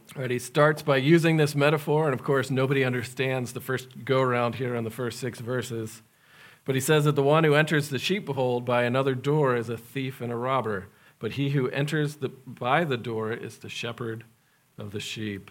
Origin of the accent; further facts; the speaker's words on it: United States; also born or lived in Madagascar; being American